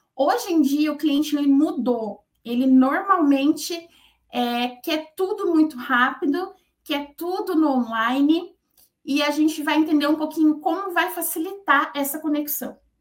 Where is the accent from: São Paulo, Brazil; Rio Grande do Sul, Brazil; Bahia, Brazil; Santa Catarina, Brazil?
São Paulo, Brazil; moved away as an adult; now in Curitiba, Brazil; eu sou paulista, né? Eu moro em Curitiba há 24 anos